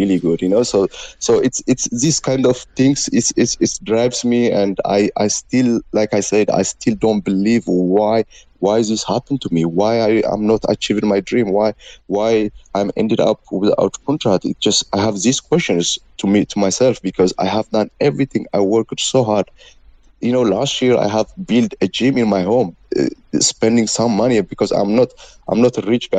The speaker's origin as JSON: {"language": "English", "country": "Ethiopia", "second_language": "English", "moved": "yes", "said": "I am from Africa. I from Ethiopia"}